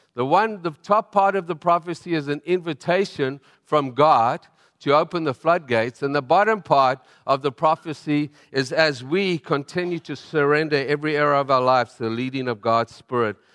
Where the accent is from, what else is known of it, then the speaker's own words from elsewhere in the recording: South Africa; moved away; I'm from South Africa